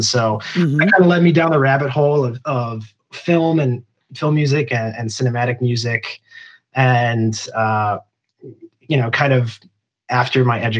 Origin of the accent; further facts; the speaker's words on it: Plymouth, Minnesota, United States; I grew up in Plymouth, so just outside Minneapolis.